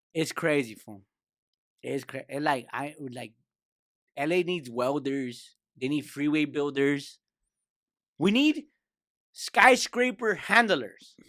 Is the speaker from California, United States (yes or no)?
yes; Lynwood, California, United States; now in Downey, United States; I'm from Linwood. You know, my heart stays in Linwood